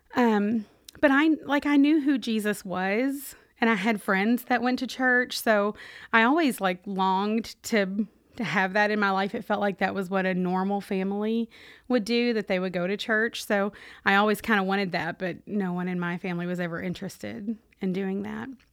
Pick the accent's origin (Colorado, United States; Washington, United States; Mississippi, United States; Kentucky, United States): Kentucky, United States; Owensboro; accent: Kentucky; also born or lived in Michigan; now in Charlotte, United States; I am originally from Michigan, though the accent gives it away, uh, that I grew up in Kentucky